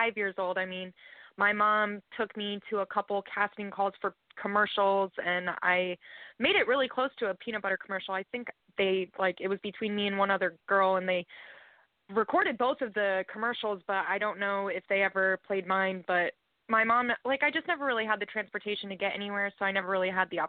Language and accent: English; Sarasota, Florida, United States; I'm from Sarasota, Florida.